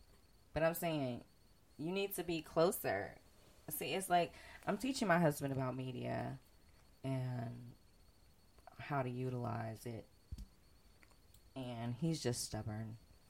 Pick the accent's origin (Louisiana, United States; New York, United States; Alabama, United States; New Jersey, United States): New York, United States; Bronx; I'm from the Bronx. I'm from the South Bronx.